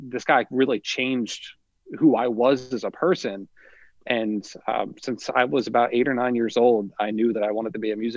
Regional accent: Millville, New Jersey, United States; I grew up in Millville, right next door to where I teach now

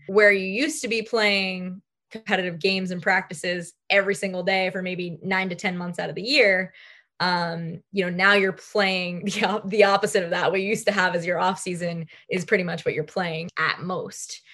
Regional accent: Long Island, New York, United States; I grew up on Long Island.

